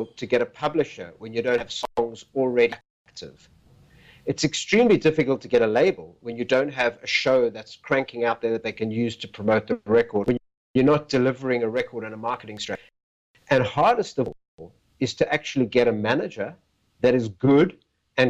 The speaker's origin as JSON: {"language": "English", "town": "Port Elizabeth", "region": "Eastern Cape", "country": "South Africa", "tie": "born or raised there", "said": "I was born in South Africa in a little town called Port Elizabeth"}